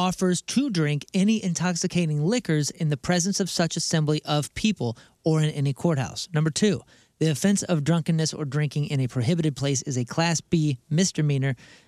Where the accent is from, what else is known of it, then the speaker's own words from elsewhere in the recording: St. Louis, Missouri, United States; moved away as an adult; now in Houston, United States; I grew up in St. Louis, but I moved to Houston, Texas, HTX, about 5 years ago.